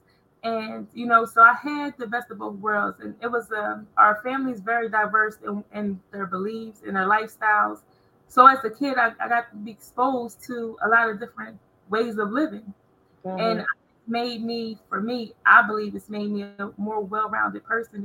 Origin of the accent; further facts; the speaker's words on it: Coatesville, Pennsylvania, United States; I'm from Coatesville, Pennsylvania. And I grew up in a community called Carver's Court